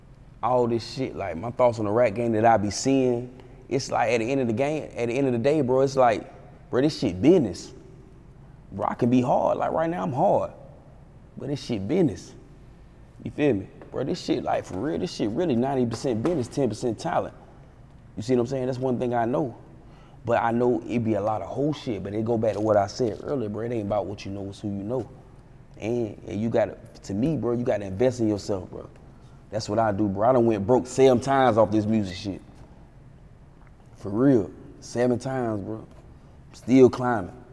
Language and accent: English; Fayetteville, North Carolina, United States; I'm from Fayetteville, North Carolina